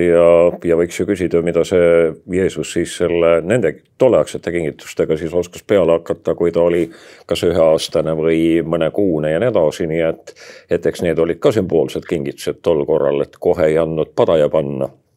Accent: Estonia; eestlased on uskmatu rahvas me oleme ainult natuke nii-öelda juurte pealt ära läinud

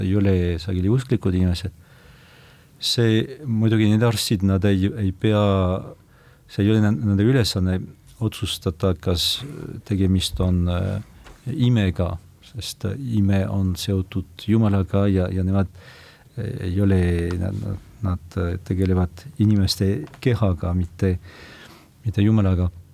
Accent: foot of the Pyrenees, about 100 km west of Lourdes, Nouvelle-Aquitaine, France; Estonian is a second language; now in Estonia; ma olen sündinud Pirenee mm -hmm. jalamil muuhulgas aga umbes sada kilomeetrit äh, lääne poole

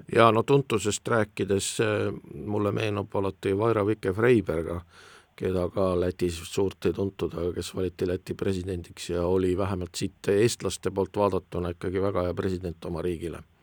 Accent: Estonia; meid, eestlasi

